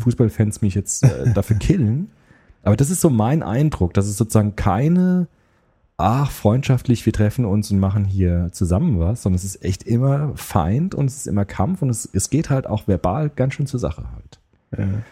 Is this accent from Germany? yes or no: yes; Germany